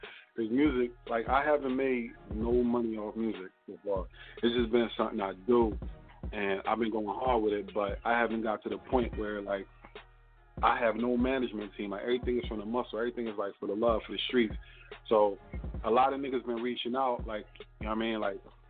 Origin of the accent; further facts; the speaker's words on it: Philadelphia, Pennsylvania, United States; now in Upper Darby, United States; Well, I'm from West, but I moved out to Delaware County, you know what I'm saying, Upper Darby, but I'm from West Philadelphia, but, you know what I mean, mom saved a little money, moved us up to the county